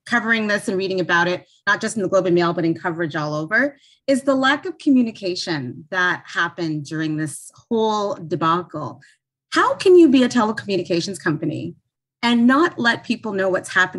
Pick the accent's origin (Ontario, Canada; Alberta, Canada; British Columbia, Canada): Ontario, Canada; Toronto; I grew up in Toronto area